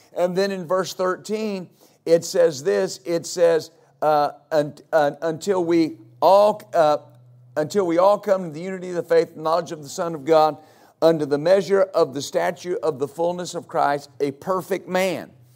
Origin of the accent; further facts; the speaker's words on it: West Texas, United States; I grew up in West Texas